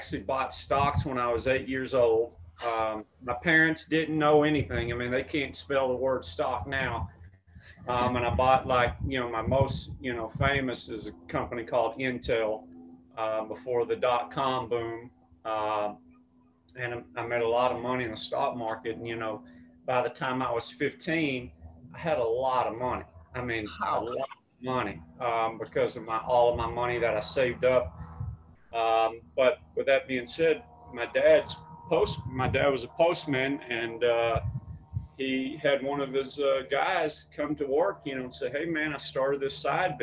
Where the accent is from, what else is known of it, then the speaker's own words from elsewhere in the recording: Mesquite, Texas, United States; now in Los Angeles, United States; I'm from Dallas, Texas. I say Dallas because it's kind of like LA. If you're, you know, from LA, you just say LA. But the actual city is Mesquite. And although I have a very strong accent